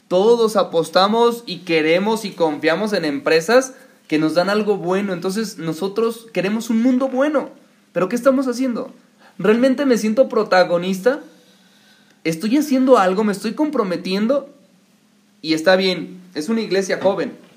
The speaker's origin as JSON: {"language": "Spanish", "country": "Mexico", "said": "aquí a nuestro país"}